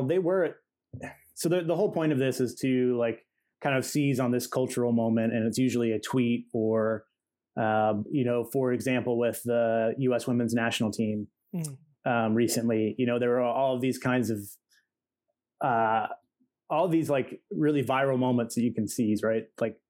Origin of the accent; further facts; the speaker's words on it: Cleveland, Tennessee, United States; moved away as an adult; also born or lived in Roanoke, Virginia / Tampa, Florida; now in Cincinnati, United States; I was born in Roanoke, Virginia. Okay. And I moved to Cleveland, Tennessee. And that's where I grew up, essentially.